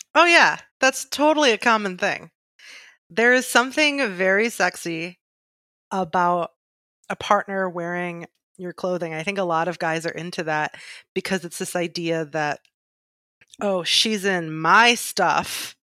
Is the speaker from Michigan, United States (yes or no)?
yes; Michigan, United States; I'm pure Michigan, I'm from Michigan